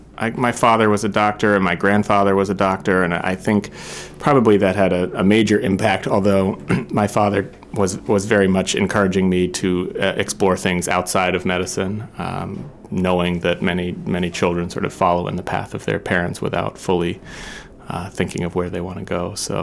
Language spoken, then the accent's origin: English; New Hampshire, United States; My wife and I both grew up near the ocean, and it was a really important formative part of our childhoods